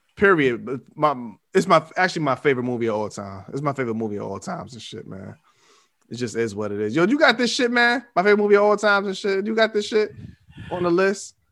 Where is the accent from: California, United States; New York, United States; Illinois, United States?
New York, United States; New York City; I was from New York, well, I was in Queens